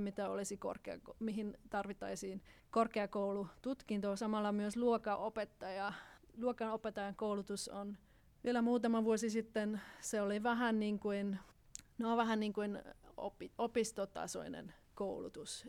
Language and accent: Finnish; Austria; moved away; Itävallassa, josta mä olen kotoisin